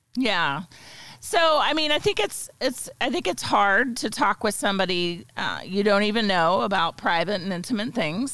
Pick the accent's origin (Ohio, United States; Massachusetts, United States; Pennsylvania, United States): Pennsylvania, United States; Pittsburgh; moved away as an adult; also born or lived in Alabama / Germany; now in Edwardsville, United States; originally I'm from uh, near Pittsburgh, Pennsylvania. Grew up there